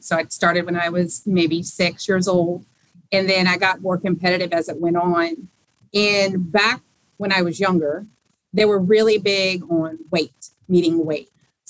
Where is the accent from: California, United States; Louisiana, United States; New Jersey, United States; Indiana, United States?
Louisiana, United States; Baton Rouge; moved away as an adult; also born or lived in La Porte, Texas / Dallas, Texas; now in Norfolk, United States; to Baton Rouge, Louisiana when I was about, I don't know, like second grade, third grade. So I was raised in Baton Rouge, Louisiana, with great food, Cajun food, you name it. Can't find it anywhere else. And so I grew up there